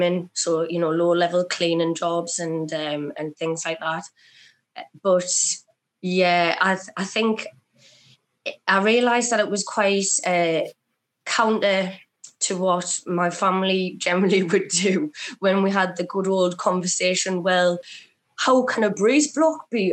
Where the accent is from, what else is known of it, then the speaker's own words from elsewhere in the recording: Sunderland, North East England, United Kingdom; I'm from Sunderland and that I'm working class